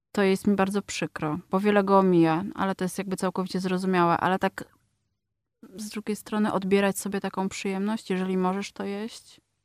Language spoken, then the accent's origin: Polish; Poland; przyjechałam z Polski